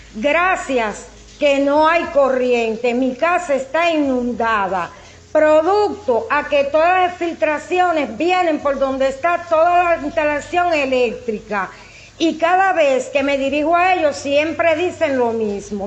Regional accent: Cuba; soy una cubana

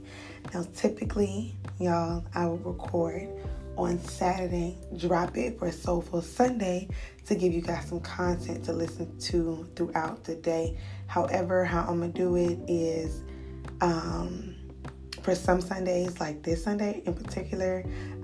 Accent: Georgia, United States; moved away as an adult; I'm from Georgia

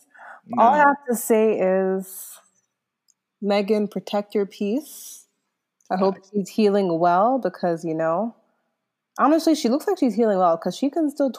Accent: Toronto, Ontario, Canada; also born or lived in Mississauga; Yeah, I was born there, but I was obviously, like, raised in Toronto from when I was, like, 3 years old in the West End.

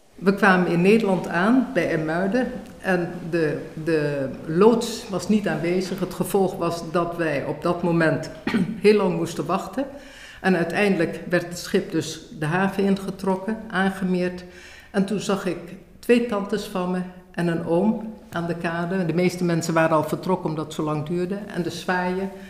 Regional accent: Indonesia; also born or lived in Bandung; now in Netherlands; Ik ben geboren in Nederlands-Indië.

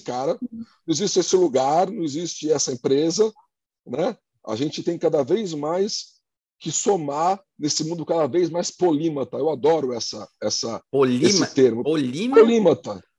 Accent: Santos, São Paulo, Brazil; now in São Paulo, Brazil; eu sou de Santos, cidade uhum. no, no, litoral de São Paulo

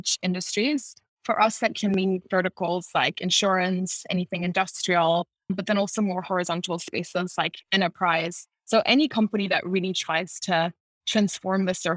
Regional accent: Munich, Bavaria, Germany; also born or lived in France / United States / England / Ireland; now in Berlin, Germany; I am German. I was born and raised in Munich.

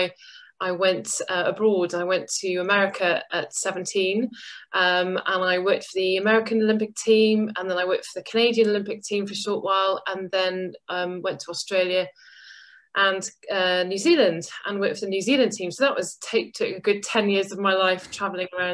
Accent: Goodwick, Wales, United Kingdom; moved away; I grew up in a small town called Goodick in Pembrokeshire in Wales

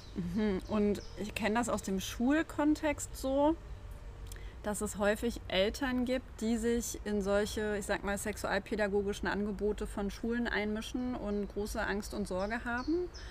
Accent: the East, eastern Germany, Germany; ich bin ja im Osten aufgewachsen

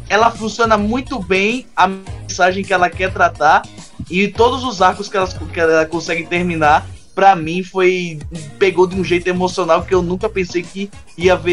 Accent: Paraíba, Brazil; eu sou do Nordeste, né?

